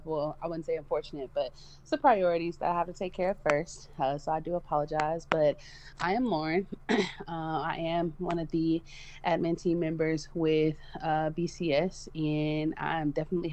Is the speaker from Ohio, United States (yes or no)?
yes; Cleveland, Ohio, United States; I'm originally from Cleveland, Ohio